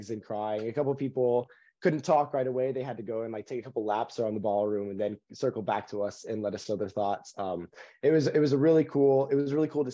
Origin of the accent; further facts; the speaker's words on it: Texas, United States; moved away; I was raised in Texas. So coming here has been like a return home